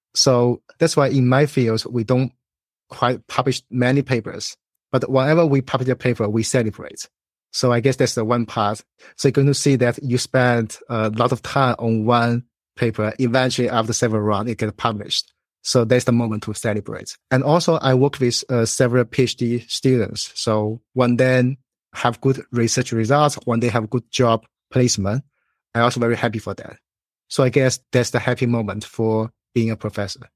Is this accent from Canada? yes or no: no; China; moved away as an adult; also born or lived in Illinois, United States; now in Chicago, United States; So, I was born in China. I went to college there